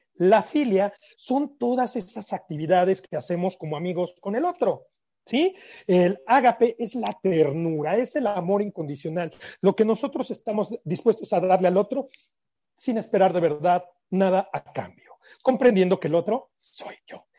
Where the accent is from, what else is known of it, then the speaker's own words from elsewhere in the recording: Mexico; ya saben cómo somos los mexicanos, somos muy románticos